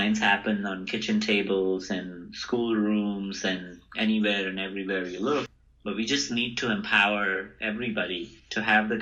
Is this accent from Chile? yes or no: no; Mawana, Uttar Pradesh, India; moved away as an adult; now in Stanford, United States; I grew up in India. I'm now a faculty at Stanford.